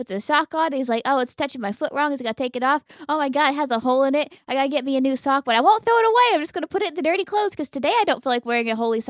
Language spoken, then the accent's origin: English; United States; we are American.